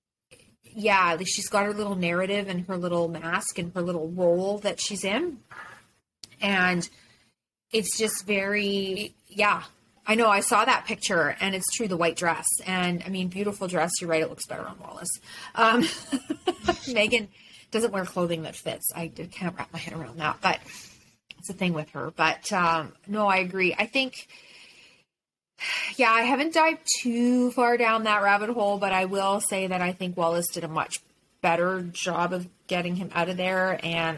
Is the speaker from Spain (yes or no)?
no; Canada; as a Canadian